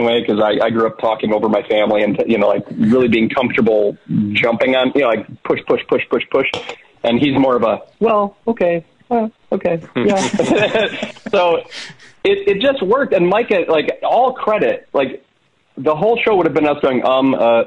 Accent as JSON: {"language": "English", "region": "small town mid Michigan", "country": "United States", "tie": "born or raised there", "said": "we're both from Michigan. We're from small town Michigan"}